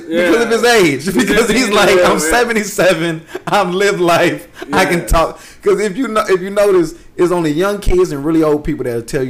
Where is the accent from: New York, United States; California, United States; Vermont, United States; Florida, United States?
Vermont, United States; What do you want? I'm from Vermont. I'm from Vermont.